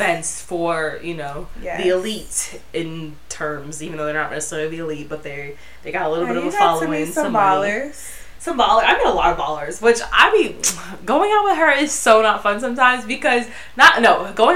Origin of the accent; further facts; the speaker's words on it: Florida, United States; now in Los Angeles, United States; I'm from Florida, being in my hometown